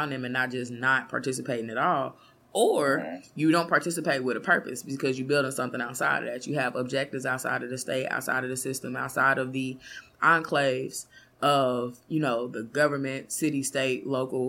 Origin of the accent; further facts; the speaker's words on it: Kansas City, United States; I grew up in Killer City.